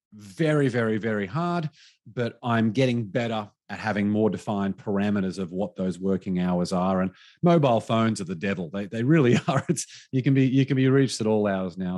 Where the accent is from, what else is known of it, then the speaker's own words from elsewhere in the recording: Australia; moved away; my home country back to Australia